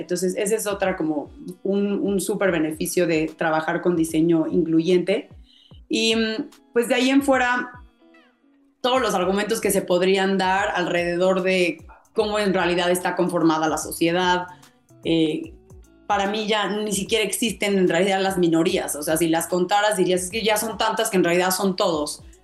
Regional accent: Mexico; me permitió hacer los proyectos de la, de la maestría en México, que es lo que yo quería, ¿no? Para, porque al final quería poner en práctica lo que aprendiera en mi país

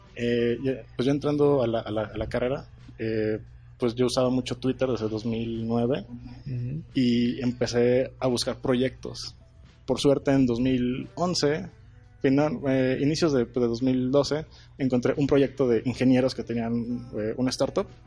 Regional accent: Torreón, Coahuila, Mexico; yo soy de Torreón, eh, lagunero

